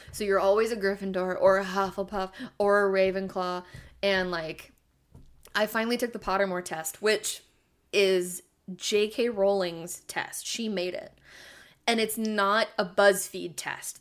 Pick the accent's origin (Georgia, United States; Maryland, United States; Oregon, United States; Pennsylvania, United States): Oregon, United States; I'm from Oregon